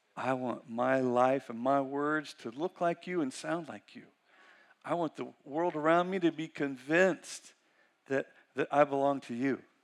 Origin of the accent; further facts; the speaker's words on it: Weaverville, California, United States; I'm from Weaverville